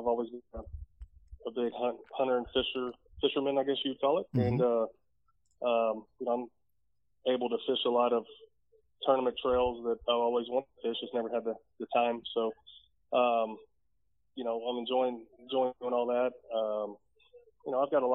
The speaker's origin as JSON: {"language": "English", "town": "Cincinnati", "region": "Ohio", "country": "United States", "tie": "born or raised there", "moved": "as an adult", "lives_now": "Texas, United States", "said": "I grew up in Cincinnati"}